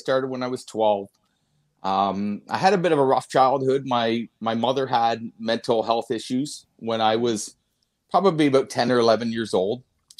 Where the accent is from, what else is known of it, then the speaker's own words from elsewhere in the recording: Wolfe Island, Ontario, Canada; I grew up on Wolf Island, which is just off of the shores of Kingston.